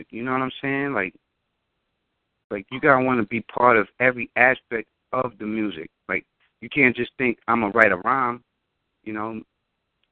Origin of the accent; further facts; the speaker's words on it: New York, United States; I'm from New York